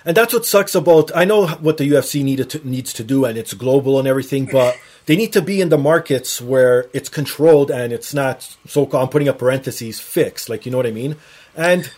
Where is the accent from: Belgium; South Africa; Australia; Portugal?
Portugal; now in Toronto, Canada; I'm Portuguese, so I'm from Portugal